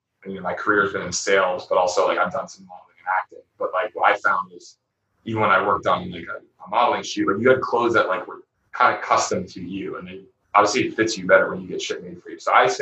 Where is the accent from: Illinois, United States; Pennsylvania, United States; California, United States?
Pennsylvania, United States; Pittsburgh; I'm from Pennsylvania, and in Pittsburgh, I mean, there's obviously a healthy amount of Democratic people, but like I did grow up in a more conservative, like Republican area.